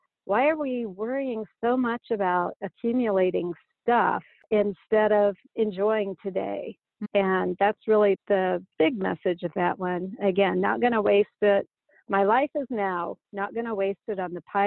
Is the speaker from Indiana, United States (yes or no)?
yes; Indiana, United States; my home state of Indiana